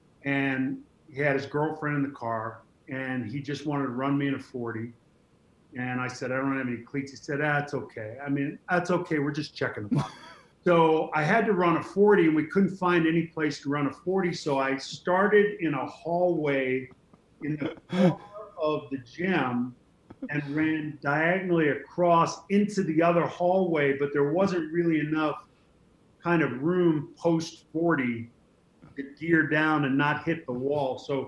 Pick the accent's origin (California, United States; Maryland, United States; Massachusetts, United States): Massachusetts, United States; Boston; It was a different time. Went through the busing riots. At that point, I was living with my grandmother, my uncle Mike, and my aunt Edie.